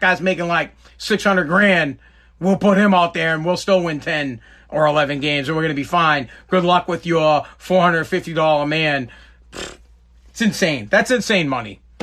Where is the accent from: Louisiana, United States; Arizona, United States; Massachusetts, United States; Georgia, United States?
Massachusetts, United States; Woburn; I'm from New England. I'm from Boston. Well, I'm from Woburn